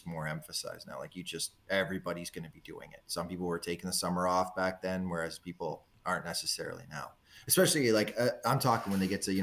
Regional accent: Southern Ontario, Canada; born or raised there; moved away

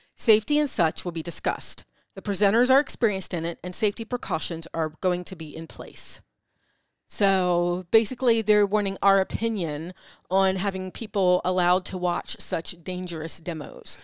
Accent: East Coast, United States; accent: East Coast; my East Coast accent

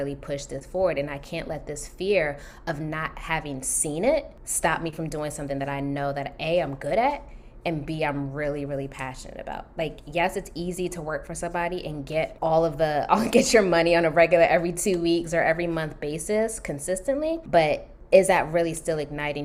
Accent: Maryland, United States; moved away as an adult; also born or lived in Washington, D.C.; now in California, United States; I'm originally from Maryland

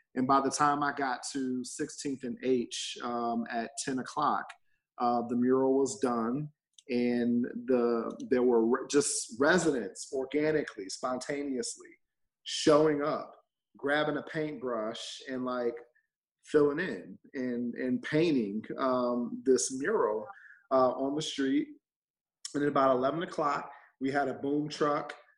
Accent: Dayton, Ohio, United States; moved away; I'm from Dayton, Ohio, uh, originally born and raised there, public schools there, then college uh, there

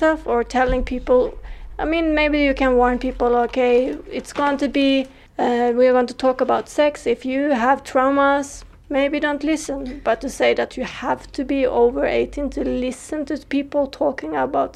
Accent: Sweden; first language Swedish; English is a second language; moved away as an adult; now in Mexico; I was growing up in Sweden, and Sweden is kind of progressive

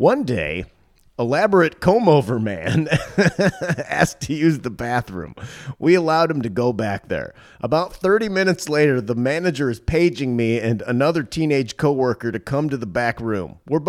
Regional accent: Pennsylvania, United States; I grew up in Pennsylvania and worked at a grocery store for 4 years during high school.

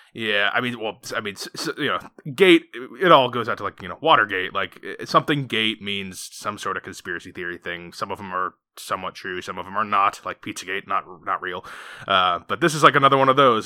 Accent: Maine, United States; now in Philadelphia, United States; I grew up in Maine

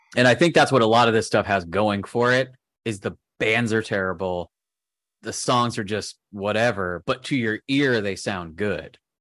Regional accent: Southern California, United States; I'm from Southern California

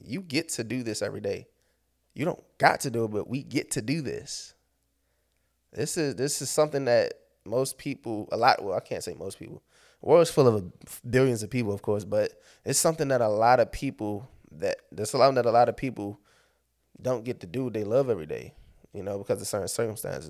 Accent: Landover, Maryland, United States; I'm from Maryland. I'm based out of Maryland

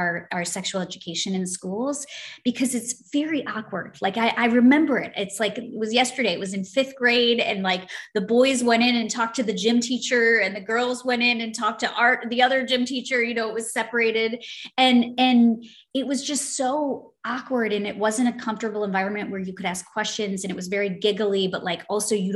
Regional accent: United States; I'm American

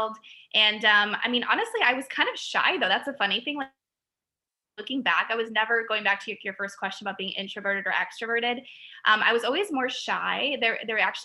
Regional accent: Chicago, Illinois, United States; I'm from Chicago. So I am a Southside girl

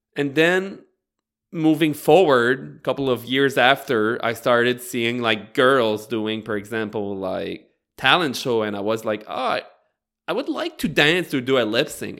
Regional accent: Bathurst, New Brunswick, Canada; I grew up in Northern New Brunswick, uh, more precisely in Bathurst

